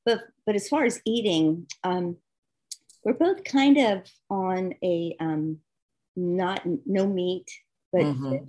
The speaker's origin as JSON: {"language": "English", "region": "the South", "country": "United States", "said": "Because I'm from the South. I'm a country right. girl, you know?"}